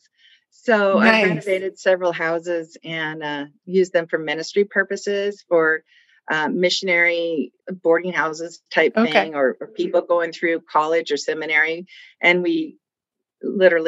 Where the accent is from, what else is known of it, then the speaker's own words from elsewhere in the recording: Colorado, United States; also born or lived in California / Pennsylvania; we moved out to Colorado and moved into a brand new suburb